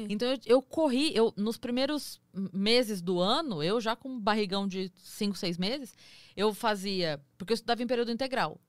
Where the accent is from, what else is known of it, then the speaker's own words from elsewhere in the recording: Sorocaba, São Paulo, Brazil; eu sou de Sorocaba